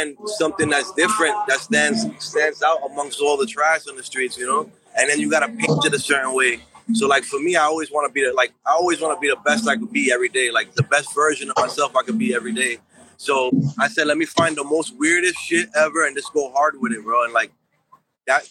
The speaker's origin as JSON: {"language": "English", "town": "New York City", "region": "New York", "country": "United States", "tie": "born or raised there", "said": "I grew up in Bushwick, when I ended up doing my, like, 13, I call it my 13-year bid in Bushwick"}